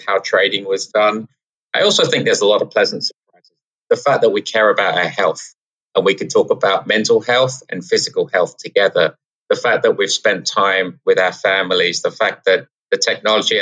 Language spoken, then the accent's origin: English; England, United Kingdom; now in New York City, United States; we're from England